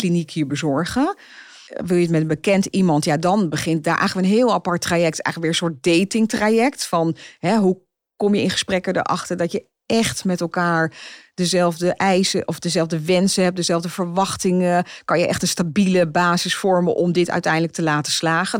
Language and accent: Dutch; Zeist, Utrecht, Netherlands; ik kom uit Zeist